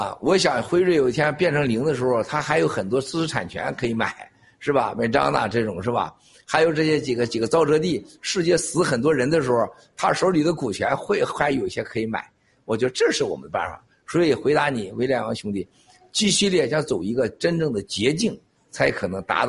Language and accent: Chinese; China; 经历几千年，我们中国人是什么学呀？